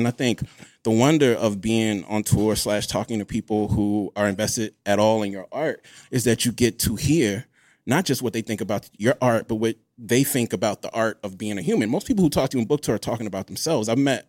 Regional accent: Mississippi, United States; I'm from Mississippi, shit.

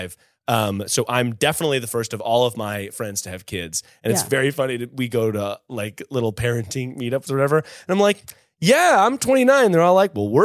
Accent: Durham, North Carolina, United States; moved away as an adult; also born or lived in Hillsborough, North Carolina / New York; I'm from, I grew up in Durham

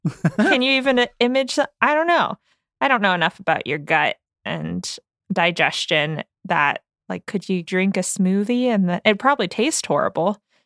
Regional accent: United States; we are English speaking and we were all born and raised in the United States

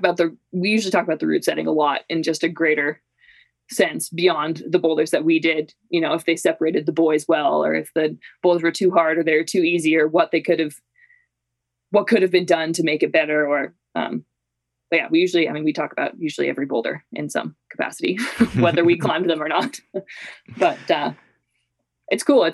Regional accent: Canmore, Alberta, Canada; born or raised there; moved away as an adult; also born or lived in St. Paul, Minnesota, United States / Vancouver, Canada; now in Salt Lake City, United States

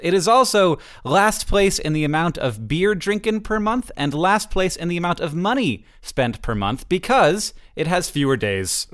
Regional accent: Florida, United States; moved away as an adult; now in Montana, United States; I live in Montana and I say that I'm from Florida. For me, I was, I lived in Florida until I was, you know, I, I, through my entire youngness.

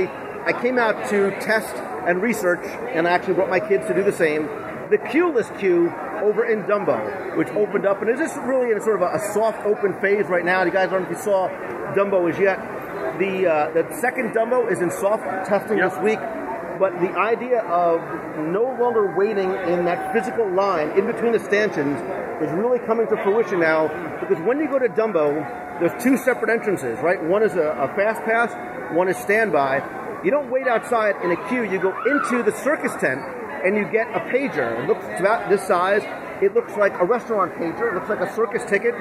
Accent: New Jersey, United States; I'm Italian. I come from Jersey

